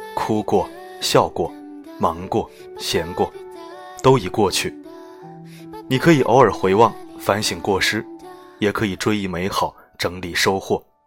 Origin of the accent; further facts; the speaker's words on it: China; 我们中国人喜欢用谐音去解读象征